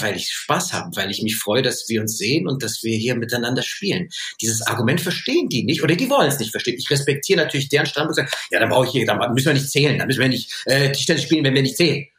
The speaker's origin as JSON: {"language": "German", "town": "Munich", "region": "Bavaria", "country": "Germany", "said": "ich als Kind ja, bei uns wurden ja so viele Sprachen gesprochen und Armenisch gesprochen, Rumänisch gesprochen, Französisch, Englisch, Deutsch und dann heute halt, äh, das, was man bei uns in München so hört"}